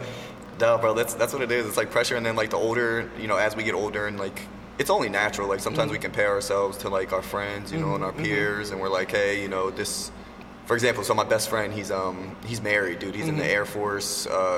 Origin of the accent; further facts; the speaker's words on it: Trenton, New Jersey, United States; also born or lived in Florida / Atlanta; I'm from Trenton. I'm from the city. I grew up here.